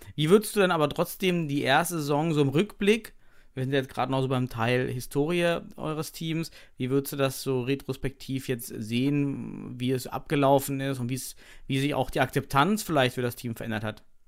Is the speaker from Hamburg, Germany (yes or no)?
no; Thuringia, Germany; moved away; ich komme selber aus Thüringen, habe dort äh, meine Kindheit verbracht, auch meine Studienzeit